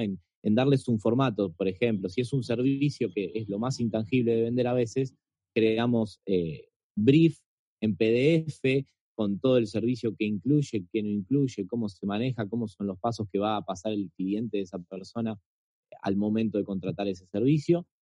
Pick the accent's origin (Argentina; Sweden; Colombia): Argentina; soy argentino